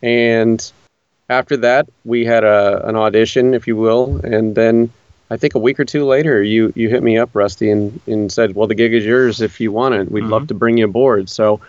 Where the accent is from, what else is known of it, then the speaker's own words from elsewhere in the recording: Indiana, United States; moved away as an adult; now in Nashville, United States; I grew up in Indiana